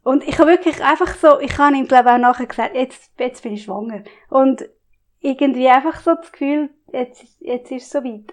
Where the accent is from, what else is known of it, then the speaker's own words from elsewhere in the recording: Glarnerland, Glarus, Switzerland; ich bin im Glanerland aufgewachsen